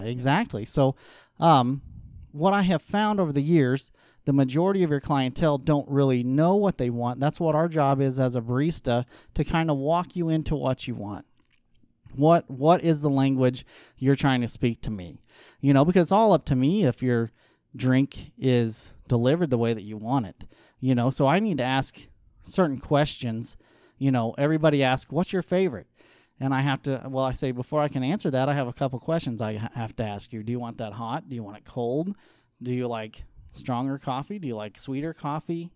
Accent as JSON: {"language": "English", "town": "Aurora", "country": "United States", "tie": "born or raised there", "said": "I grew up in Aurora"}